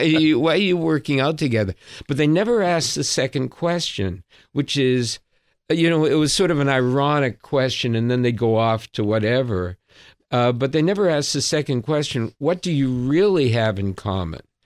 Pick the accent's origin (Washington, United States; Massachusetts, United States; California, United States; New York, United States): Massachusetts, United States; Boston; I'm a Bostonian